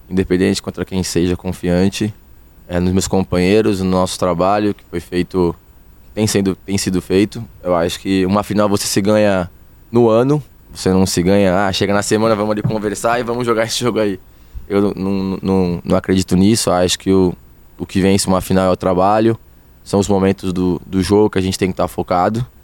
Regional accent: Realengo, Rio de Janeiro, Brazil; Sou de é Realengo, até... sou de Realengo.

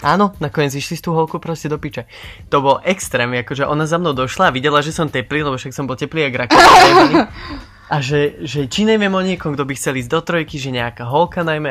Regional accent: Slovakia; moved away as an adult; now in Netherlands; som Slovák

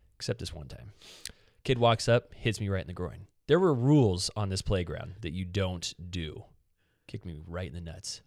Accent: United States; we're American

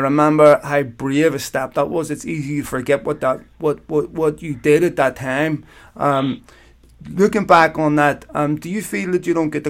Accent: Belfast, Northern Ireland, United Kingdom; I grew up in Belfast, and I'm in my 40s.

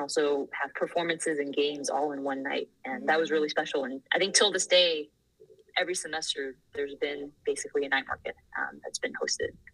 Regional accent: Bangkok, Thailand; moved away as an adult; also born or lived in Taiwan (parents' origin); now in United States; I was born and raised in Bangkok, Thailand.

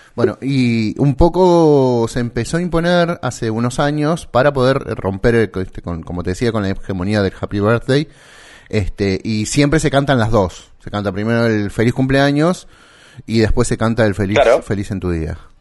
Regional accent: Santa Fe, Argentina; De Santa Fe, Argentina

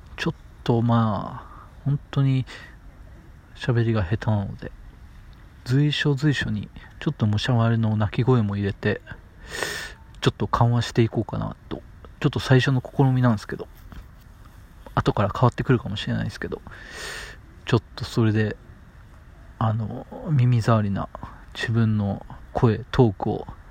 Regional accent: Matsuyama, Ehime, Japan; 愛媛県の出身でして、まあ、松山市ってところで道後温泉があるところですね

